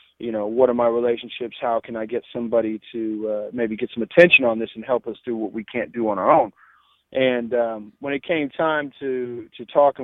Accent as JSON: {"language": "English", "town": "San Francisco", "region": "California", "country": "United States", "said": "I'm from Hunters Point, you know, San Francisco"}